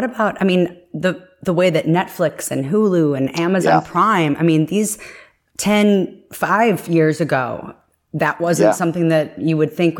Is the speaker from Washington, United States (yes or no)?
no; Chicago, Illinois, United States; moved away; I grew up in Chicago.